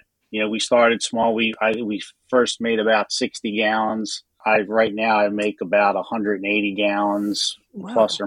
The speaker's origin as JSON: {"language": "English", "town": "Philadelphia", "region": "Pennsylvania", "country": "United States", "tie": "born or raised there", "moved": "as an adult", "lives_now": "Delaware, United States", "said": "I'm originally from South Philly. I grew up on 10th Street between Wolf and Rittner."}